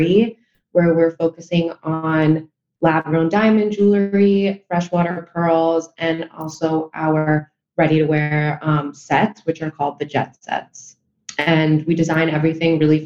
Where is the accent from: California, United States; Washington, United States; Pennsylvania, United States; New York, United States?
New York, United States; since my family is from Spain, but I was born and raised in New York